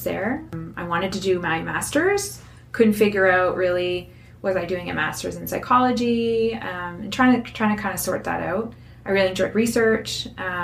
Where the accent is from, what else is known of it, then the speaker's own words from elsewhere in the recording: Moncton, New Brunswick, Canada; I was born and raised in Moncton, went away a little bit for school